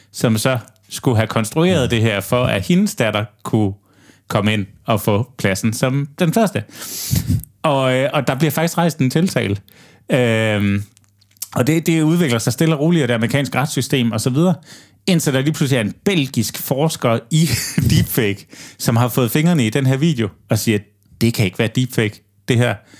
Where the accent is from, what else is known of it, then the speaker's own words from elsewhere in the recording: Aarhus, Central Denmark Region, Denmark; hjemme i Aarhus